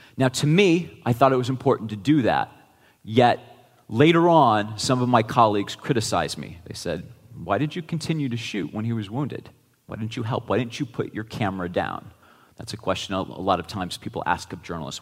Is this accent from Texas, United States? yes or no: no; Geneva, Ohio, United States; my hometown of 6,000 people in Geneva, Ohio